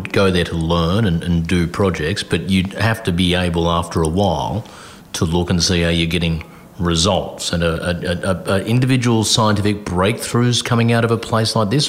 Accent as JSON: {"language": "English", "town": "Sydney", "region": "New South Wales", "country": "Australia", "tie": "born or raised there", "said": "my hometown of Sydney"}